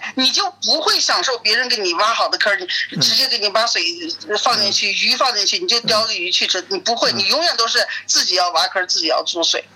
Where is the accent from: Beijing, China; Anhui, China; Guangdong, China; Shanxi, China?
Shanxi, China; Taiyuan; moved away as an adult; now in Prague, Czech Republic; 我是三西，我是太原人，嗯。那么我们是什么？我们是面食之乡